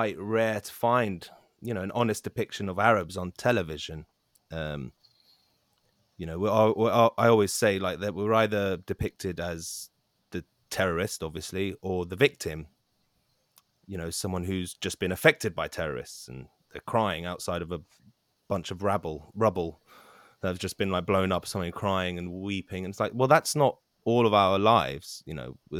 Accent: London, United Kingdom; In Ealing, West London, born and raised

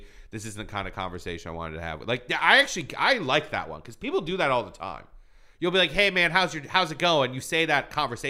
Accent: Iran; born there; Like I was born in Iran, but then Iran.

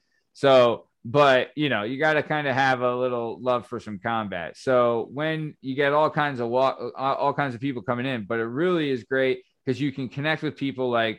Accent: Boston, Massachusetts, United States; what are you, you lace curtain? I'm from Southie, you know?

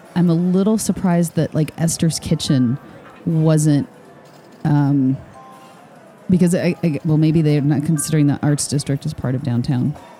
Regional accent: Michigan, United States; born or raised there; moved away

